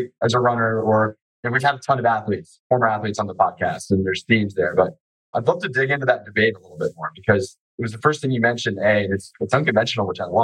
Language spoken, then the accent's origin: English; Charlotte, North Carolina, United States; accent: Southern twang; I'm born and raised in Charlotte